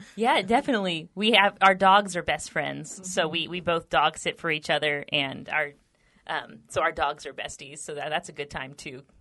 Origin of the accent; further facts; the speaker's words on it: Texas, United States; We're both native Texans